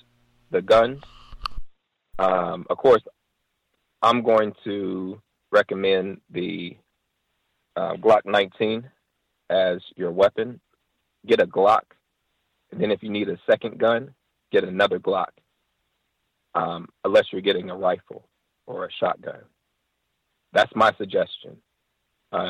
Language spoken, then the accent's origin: English; United States; I am an American